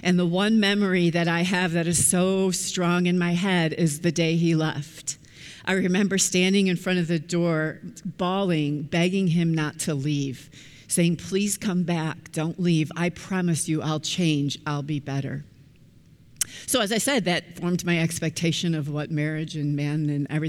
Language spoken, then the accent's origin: English; Chicago, Illinois, United States; I was born and raised in the Chicagoland area